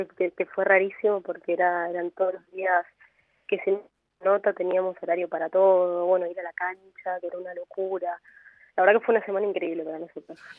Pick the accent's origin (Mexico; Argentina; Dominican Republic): Argentina; Chaco; yo soy de Chaco